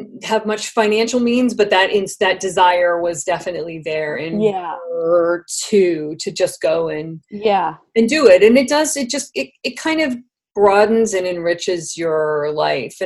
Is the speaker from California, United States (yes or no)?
yes; San Francisco, California, United States; I was raised in San Francisco, and I went to public school